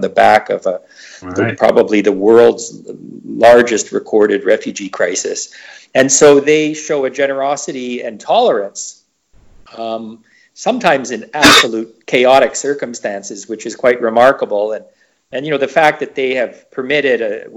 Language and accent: English; Canada; I'm from Canada and I happen to be a Caucasian guy.